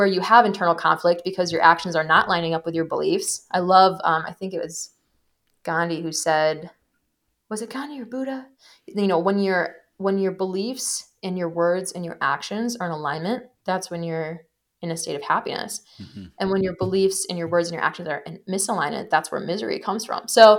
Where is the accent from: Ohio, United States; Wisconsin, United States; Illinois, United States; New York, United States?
Wisconsin, United States; my mom is like a huge pioneer of integrative healthcare in the state I grew up in Wisconsin